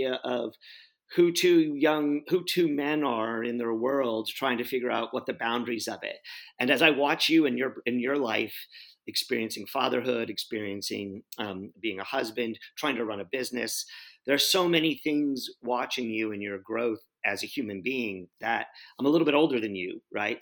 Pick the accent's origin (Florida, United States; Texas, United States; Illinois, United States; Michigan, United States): Texas, United States; San Antonio; I grew up in San Antonio, Texas